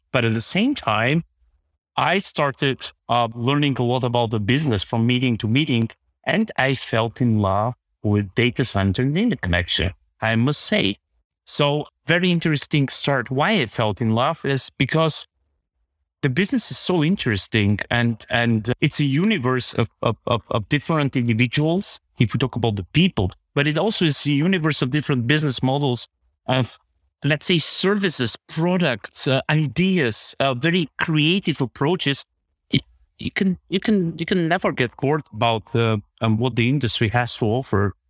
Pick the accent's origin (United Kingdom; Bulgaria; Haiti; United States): Bulgaria; Plovdiv, Plovdiv Province; moved away as an adult; now in Germany; I have been born in, in, in Plovdiv, Bulgaria, which is the second largest city in this country.